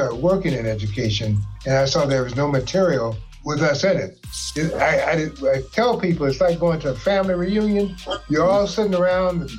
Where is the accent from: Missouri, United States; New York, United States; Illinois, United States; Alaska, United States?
Missouri, United States; St. Louis; I was born and raised here in St. Louis